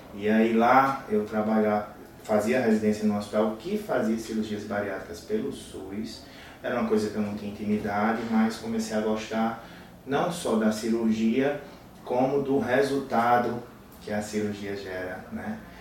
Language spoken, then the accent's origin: Portuguese; Paraíba, Brazil; accent: nordestino; also born or lived in Rio de Janeiro; eu sou da Paraíba